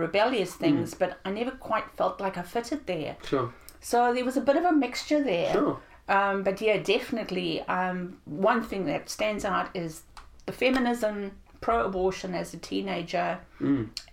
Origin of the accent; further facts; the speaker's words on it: South Africa; I grew up in South Africa